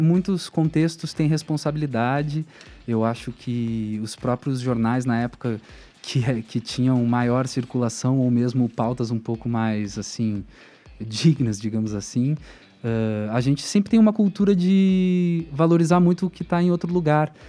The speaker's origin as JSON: {"language": "Portuguese", "town": "Porto Alegre", "region": "Rio Grande do Sul", "country": "Brazil", "tie": "born or raised there", "moved": "as an adult", "lives_now": "Curitiba, Brazil", "said": "da vila onde eu cresci, a Vila Bom Jesus, em Porto Alegre"}